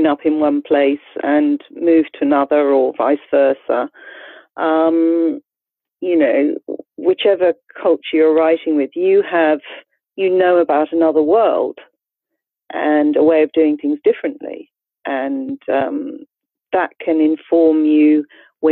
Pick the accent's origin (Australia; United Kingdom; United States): Australia; moved away; I am an immigrant to this country myself. I grew up in Australia.